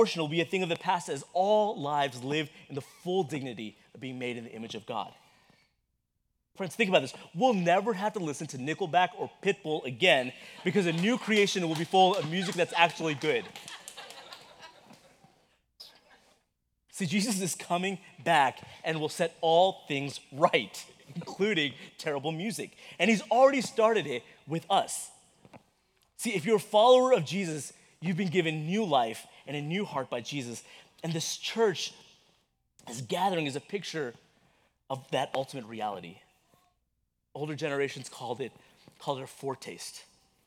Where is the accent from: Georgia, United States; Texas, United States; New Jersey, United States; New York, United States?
Texas, United States; growing up in Texas in that brutal heat